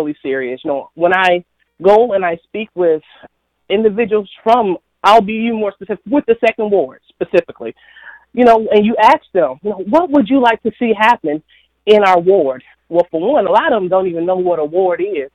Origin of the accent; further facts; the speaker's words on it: Flint, Michigan, United States; my hometown